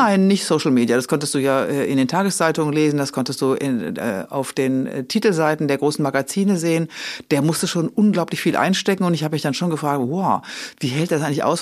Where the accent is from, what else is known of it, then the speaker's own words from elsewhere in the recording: Rhineland, Germany; ich bin Rheinländerin